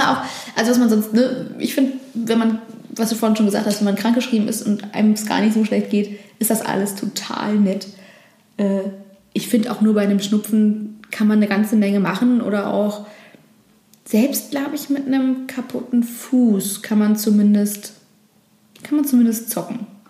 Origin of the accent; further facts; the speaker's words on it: Berlin, Germany; Touren und Führungen in Berlin anbiete für Touristen. Und hätte auch gar kein Problem damit gehabt, weil ich, ich liebe meine Heimatstadt